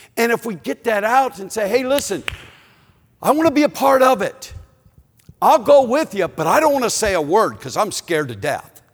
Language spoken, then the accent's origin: English; Chicago, Illinois, United States; moved away; we're from Chicago